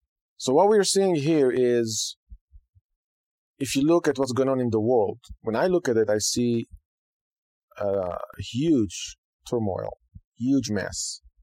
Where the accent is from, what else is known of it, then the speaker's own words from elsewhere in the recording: Israel; now in United States; I came from Israel. I can say that I appreciate the opportunity. I appreciate the freedom, even though it's not perfect.